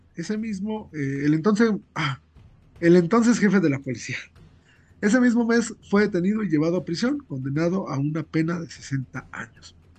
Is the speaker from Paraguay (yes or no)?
no; Mexico; como mexicanos, que vivimos